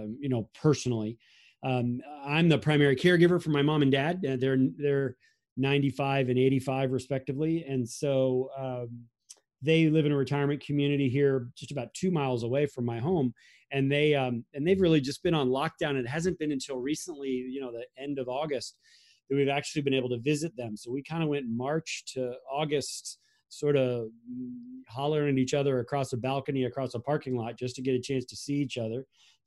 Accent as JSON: {"language": "English", "region": "Florida", "country": "United States", "tie": "born or raised there", "said": "And so we grew up in Florida, so we used the infamous ballot boxes of 2000"}